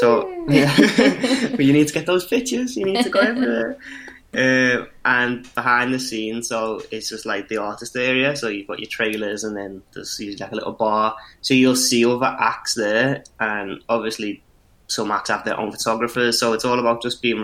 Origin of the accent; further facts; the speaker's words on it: Liverpool, North West England, United Kingdom; we're both from Liverpool